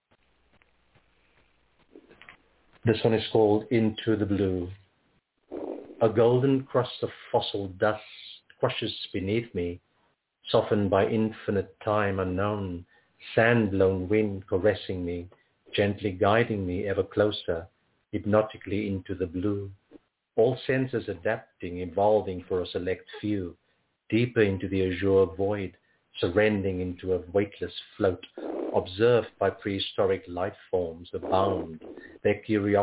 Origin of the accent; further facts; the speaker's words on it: Cape Town, Western Cape, South Africa; moved away; I'm originally from Cape Town, born in South Africa.